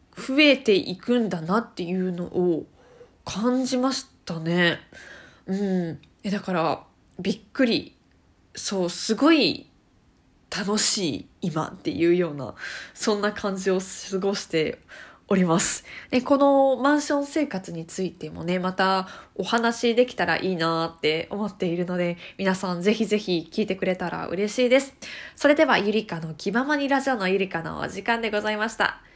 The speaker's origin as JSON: {"language": "Japanese", "region": "Tokyo", "country": "Japan", "tie": "born or raised there", "moved": "as an adult", "lives_now": "Yokohama, Japan", "said": "私はもともと東京で生まれ育ちまして"}